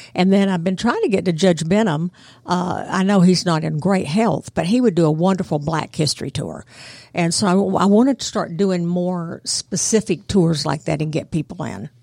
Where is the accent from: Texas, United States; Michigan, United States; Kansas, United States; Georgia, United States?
Georgia, United States; Bartow County; moved away as an adult; also born or lived in New York / Connecticut / Washington, D.C. / Virginia; I'm from Bartow County originally, went to public schools there